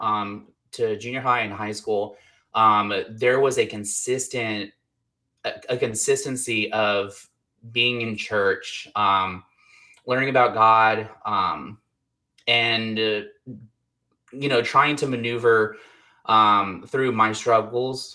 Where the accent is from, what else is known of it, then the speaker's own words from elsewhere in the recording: Texas, United States; I grew up with my mom, dad, and sister. We were a very, very, very strong Christian family. Like, I'm from Texas, Southern Baptist.